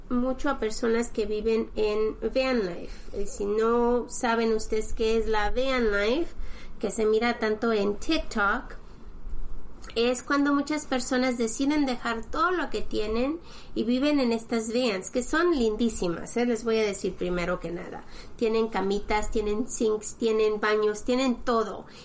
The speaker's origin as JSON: {"language": "Spanish", "region": "Florida", "country": "United States", "said": "ya que nosotros también somos de Florida."}